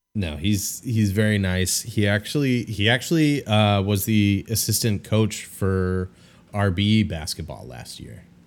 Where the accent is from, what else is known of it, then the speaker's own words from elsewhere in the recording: Chicago, Illinois, United States; moved away; I'm hiding out in my hometown